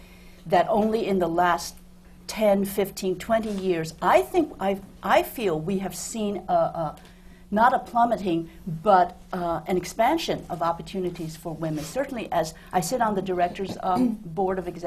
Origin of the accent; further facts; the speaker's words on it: New York, United States; also born or lived in China; I was born in China, but I grew up in New York